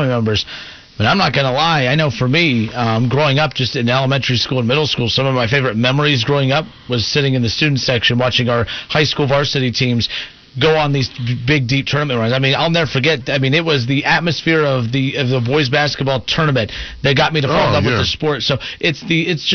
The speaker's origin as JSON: {"language": "English", "town": "Van Wert", "region": "Ohio", "country": "United States", "moved": "yes", "said": "I'm from Van Wert, so when I lived in Van Wert"}